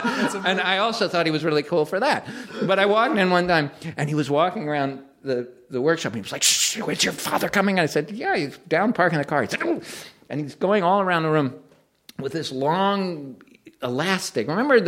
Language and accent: English; Greenwich, Connecticut, United States; And it's still the house we grew up in Greenwich, Connecticut.